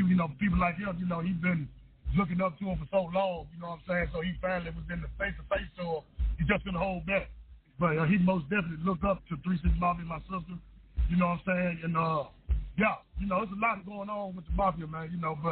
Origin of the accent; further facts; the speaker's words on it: Memphis, Tennessee, United States; growing up in Memphis. It was rough, man